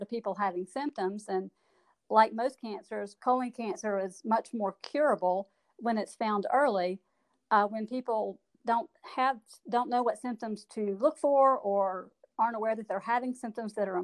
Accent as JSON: {"language": "English", "town": "Gardendale", "region": "Alabama", "country": "United States", "tie": "born or raised there", "also_born_or_lived": "Auburn, Alabama / Mobile, Alabama / Madison, Wisconsin", "said": "I am a Birmingham native. I grew up in Gardendale"}